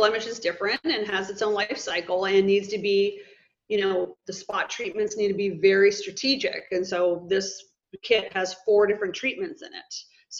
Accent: Midwest, United States; majority of my life I grew up in the Midwest. So it's basically like 2 months of summer and it's essentially snowing the rest of the time of the year.

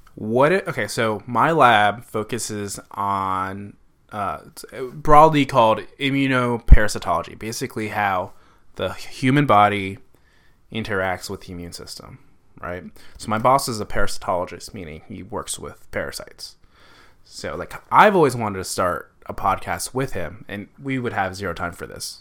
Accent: Connecticut, United States; moved away as an adult; also born or lived in Baltimore; I am from Connecticut. The woods of Connecticut, very descriptive, 'cause pretty much Connecticut is all woods. Um, I grew up about an hour and a half northeast of New York City

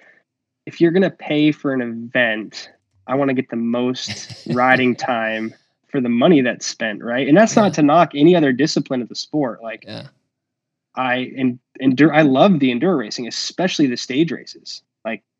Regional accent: Phoenix, Arizona, United States; growing up in the Ahwatukee area with South Mountain as our backyard here

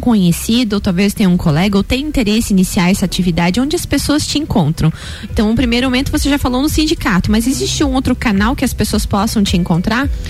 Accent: Canoinhas, Santa Catarina, Brazil; now in Lages, Brazil; eu sou do Planalto Norte, Canoinhas ali daquela região

